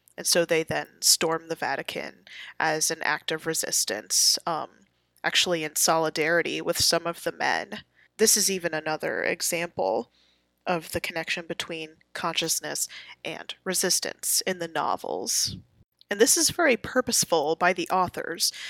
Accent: United States; I'm an American

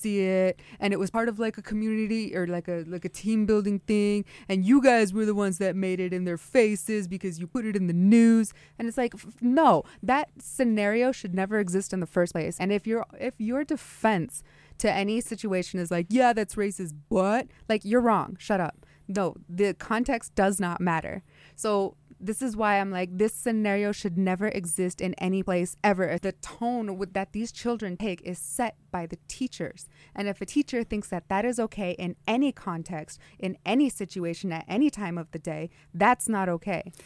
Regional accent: Twin Falls, Idaho, United States; now in Nampa, United States; I grew up in Twin Falls

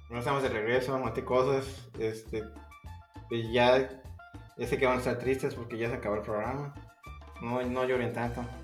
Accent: Mexico; yo como mexicano

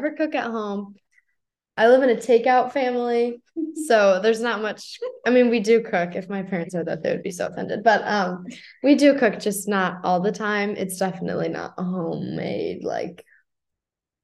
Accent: St. Louis, Missouri, United States; I'm obviously American. I'm from St. Louis.

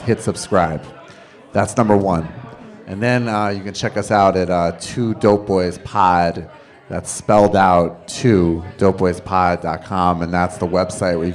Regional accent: Massachusetts, United States; I grew up in Massachusetts

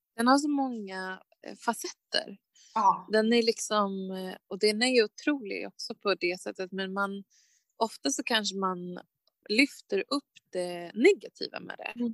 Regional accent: Sweden; som, som svensk

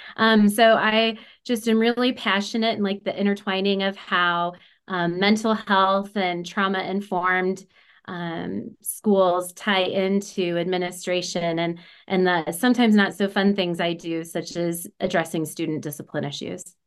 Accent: Illinois, United States; also born or lived in Oregon, Illinois; I actually grew up in a extremely small community about 30 minutes south of the Quad Cities, so Moline, Rock Island, Illinois

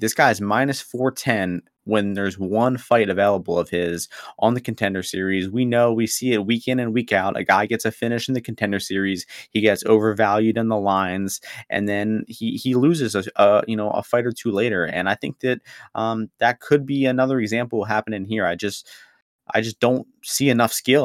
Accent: Ukraine; I'm from Ukraine

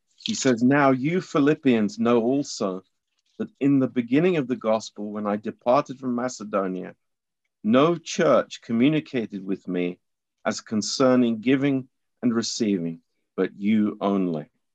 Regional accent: England, United Kingdom; I'm an, I'm an Englishman

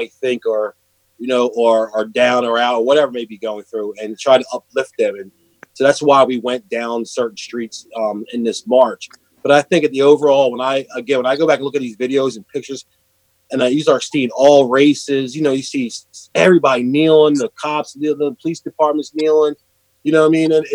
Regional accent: Langhorne, Pennsylvania, United States; my hometown of Langhorne Borough

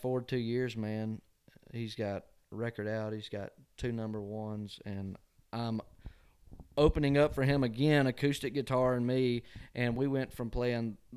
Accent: Covington, Georgia, United States; moved away as an adult; now in Nashville, United States; my hometown of Covington, Georgia

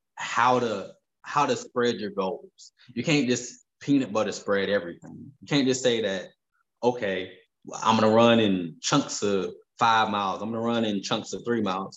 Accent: Fayetteville, North Carolina, United States; moved away as an adult; now in Los Angeles, United States; I'm from Fayetteville, North Carolina

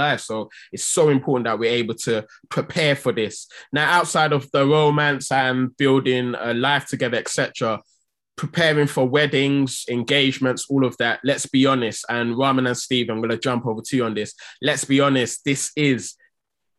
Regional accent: Nigeria; I'm from Nigeria

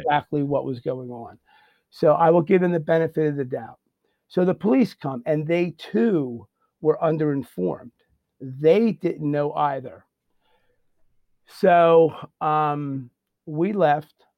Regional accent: Bensalem, Pennsylvania, United States; also born or lived in Croydon, Pennsylvania; I'm originally from Ben Salem

